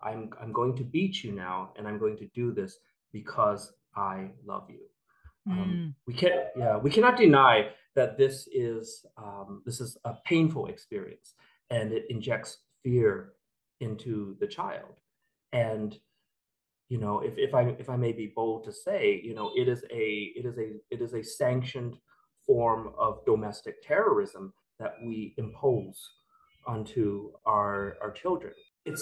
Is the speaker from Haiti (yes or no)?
no; United States; I grew up in the United States